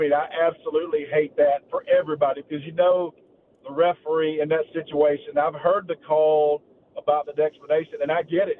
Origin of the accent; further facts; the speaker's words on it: Northwest Georgia, United States; I'm from Northwest Georgia